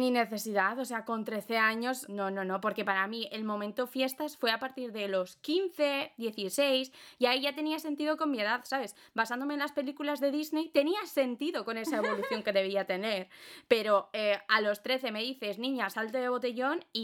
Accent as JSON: {"language": "Spanish", "town": "Zaragoza", "region": "Aragon", "country": "Spain", "said": "yo si digo que soy de Zaragoza porque soy de Zaragoza"}